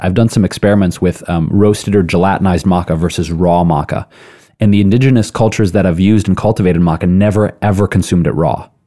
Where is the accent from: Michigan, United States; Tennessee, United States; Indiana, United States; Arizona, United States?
Michigan, United States; Detroit; moved away; also born or lived in Chicago / New York; I grew up in Detroit, lived in Chicago, New York